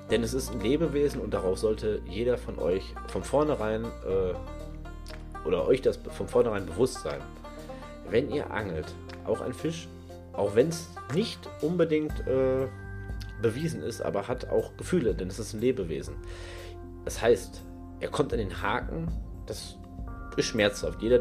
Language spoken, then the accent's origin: German; North Rhine-Westphalia, Germany; Aber ich komme aus NRW. In NRW braucht ihr, egal wo, ob es am Forellenhof ist, im Freigewässer